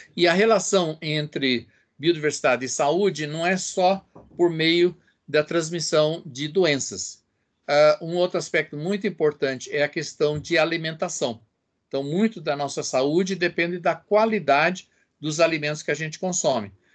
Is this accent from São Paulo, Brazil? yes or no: yes; São Paulo, Brazil; also born or lived in Edinburgh; now in Brasília, Brazil; sou de São Paulo, mas já estou em Brasília ah, desde 1970.